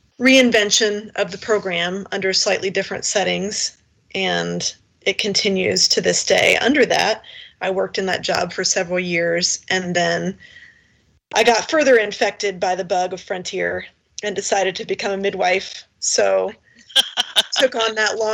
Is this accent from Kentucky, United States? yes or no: yes; Kentucky, United States; I was originally from Kentucky.